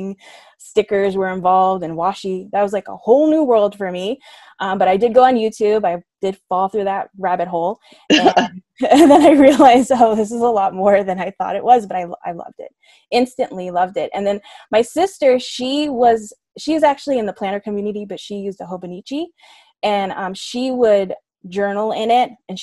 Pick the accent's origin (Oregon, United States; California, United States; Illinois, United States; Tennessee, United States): California, United States; Southern; I'm born and raised in Southern California, currently living in San Diego